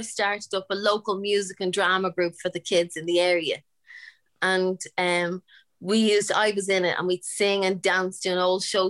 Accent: Dublin, Leinster, Ireland; born or raised there

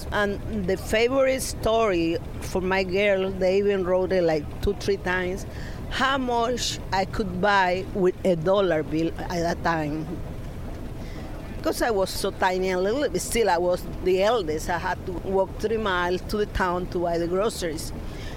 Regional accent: Panama; also born or lived in Panama City, Panama / Fort Bragg, United States; I was born in Santiago, a small town like 15 minutes from Santiago

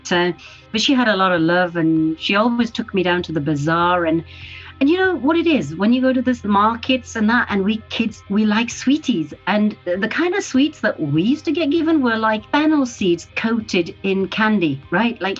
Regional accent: Pakistan; now in United Kingdom; I was born in Pakistan.

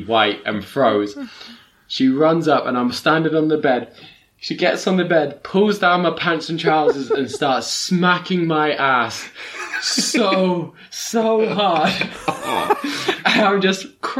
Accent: England, United Kingdom; I'm too English

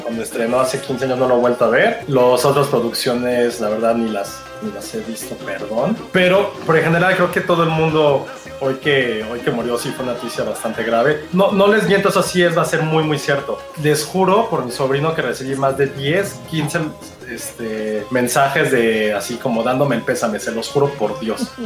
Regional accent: Mexico; also born or lived in United States; siendo mexicanos

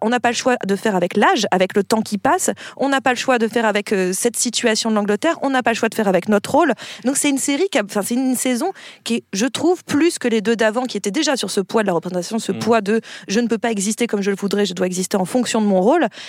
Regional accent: France; en tant que Français

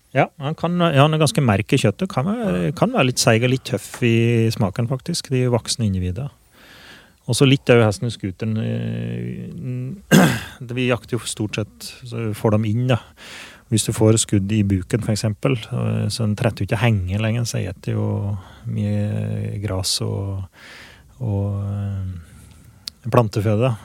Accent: Åsnes, Innlandet, Norway; now in Grua, Norway; jeg er fra Åsnes som bor i Grua

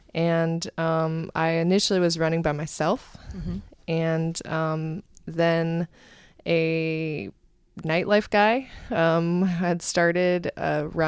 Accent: Cleveland, Ohio, United States; now in New York City, United States; I grew up in the Cleveland area in Ohio and actually moved to New York City around 2003 when I came here for grad school.

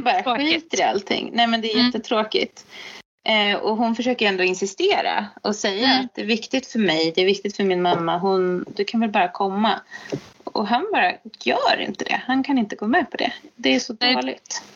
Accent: Sweden; som svensk

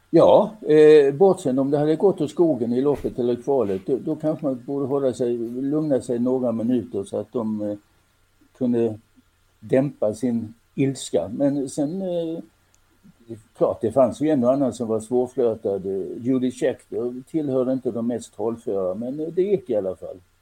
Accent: Helsingborg, Skåne, Sweden; jag är född och växte upp i Helsingborg

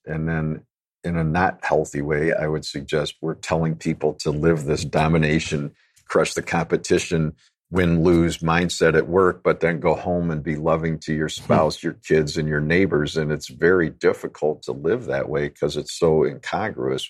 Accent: Chicago, Illinois, United States; I'm a city kid, so I grew up in Chicago, completely disconnected from nature

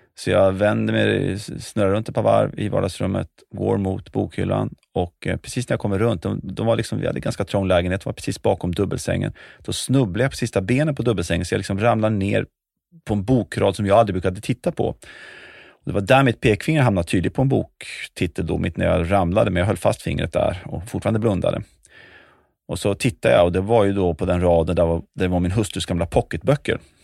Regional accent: Västerås, Västmanland, Sweden; born or raised there; also born or lived in Schenectady, New York, United States

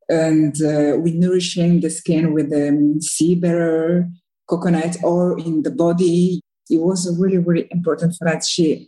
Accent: Republic of the Congo; English is a second language; moved away; So I grew up in Congo, in Africa, Congo Brazzaville. And, you know, the relation when I was a little girl in Africa

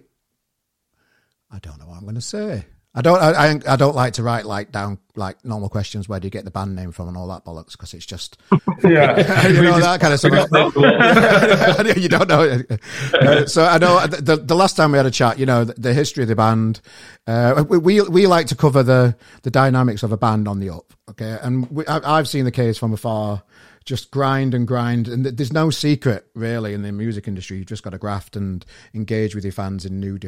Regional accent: Sheffield, Yorkshire and the Humber, United Kingdom; moved away; I'm from Sheffield originally

